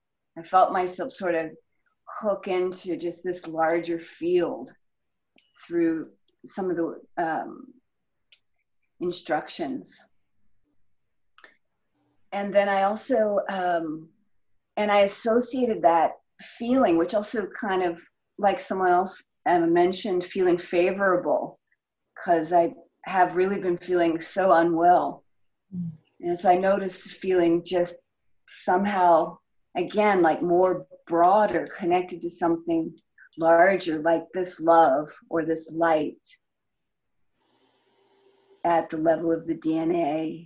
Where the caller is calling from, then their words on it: North Carolina, United States; I'm calling from North Carolina, USA.